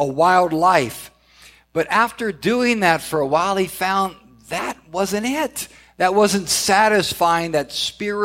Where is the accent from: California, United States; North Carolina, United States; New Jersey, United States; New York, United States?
California, United States; Southern; I grew up in Southern California